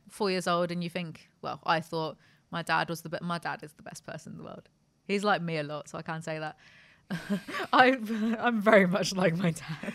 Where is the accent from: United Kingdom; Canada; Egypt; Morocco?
United Kingdom; I'm British